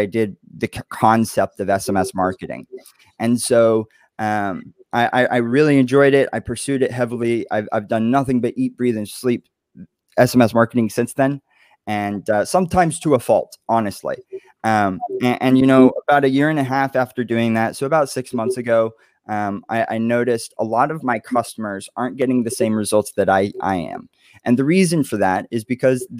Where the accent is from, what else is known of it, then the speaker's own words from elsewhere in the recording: Dallas, Texas, United States; moved away as an adult; also born or lived in Oklahoma; now in New York City, United States; I'm from Dallas. And I grew up there. I moved from Oklahoma when I was 8